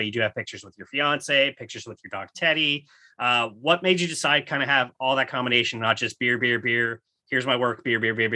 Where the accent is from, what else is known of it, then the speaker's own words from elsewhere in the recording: Canada; I am a Canadian first